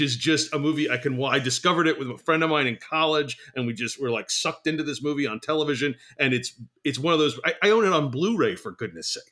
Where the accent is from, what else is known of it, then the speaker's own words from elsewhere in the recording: the New York area, United States; we grew up in the New York area